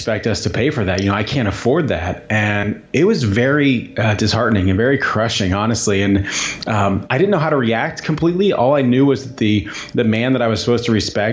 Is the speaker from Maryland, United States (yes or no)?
no; Southern Indiana, United States; moved away as an adult; I grew up in Southern Indiana